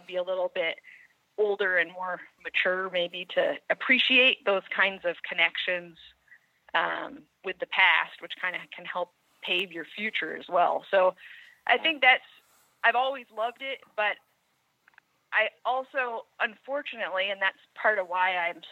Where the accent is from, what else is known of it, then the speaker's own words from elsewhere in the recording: Putney, Vermont, United States; I grew up here in Putney, which is a small town in southern Vermont.